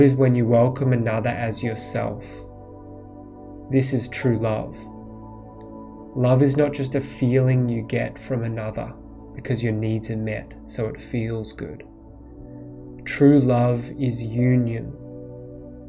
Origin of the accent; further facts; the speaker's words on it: Australia; moved away as an adult; also born or lived in Poland / Bali / India / United States; I grew up in Australia, went to a private school and the University of Melbourne